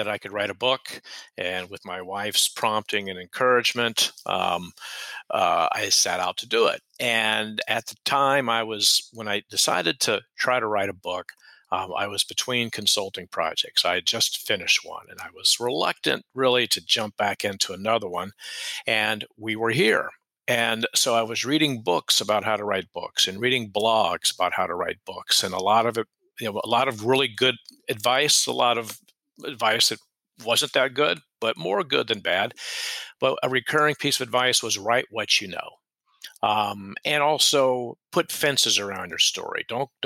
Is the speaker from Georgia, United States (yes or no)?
yes; Atlanta, Georgia, United States; moved away as an adult; now in Charleston, United States; I'm from Atlanta, Georgia, originally